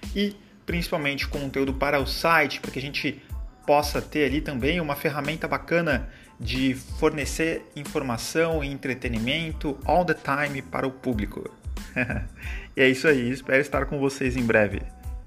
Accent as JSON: {"language": "Portuguese", "region": "North coast of São Paulo", "country": "Brazil", "tie": "born or raised there", "also_born_or_lived": "Limeira, São Paulo", "said": "sou natural de Limeira, interior de São Paulo, portanto caipira, mas criado aqui no litoral norte"}